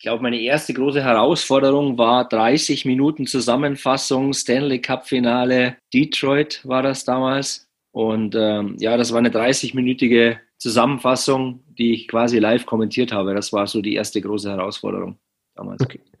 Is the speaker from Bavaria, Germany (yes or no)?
yes; Penzberg, Bavaria, Germany; in meiner Heimatstadt Penzberg.